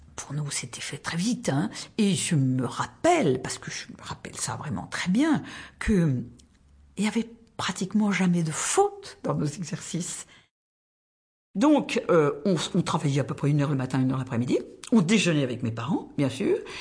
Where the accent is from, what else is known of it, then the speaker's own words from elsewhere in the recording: Tarbes, Occitania, France; now in Paris, France; Je suis née à Tarbes, dans les Hautes-Pyrénées